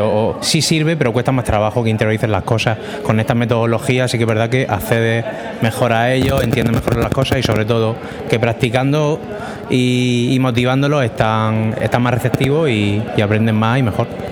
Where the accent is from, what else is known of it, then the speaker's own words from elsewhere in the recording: Murcia, Region of Murcia, Spain; soy de aquí de Murcia, aquí al lado de, de la universidad